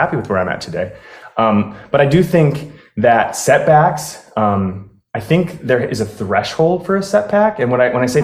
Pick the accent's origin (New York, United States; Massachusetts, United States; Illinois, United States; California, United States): Illinois, United States; Chicago; moved away as an adult; also born or lived in Colorado; now in Florida, United States; I grew up in Chicago. I stayed there pretty much my whole life until I was 32